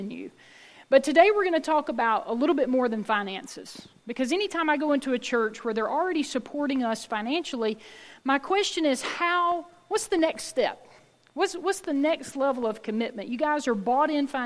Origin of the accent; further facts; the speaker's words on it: Oconee County, the South, United States; accent: Southern; I was born and raised right here in Oconee County